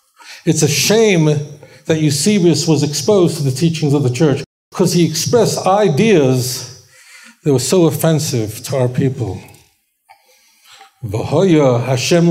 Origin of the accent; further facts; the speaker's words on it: New York City, New York, United States; When I grew up in Borough Park, Brooklyn, I grew up with folks who were survived Auschwitz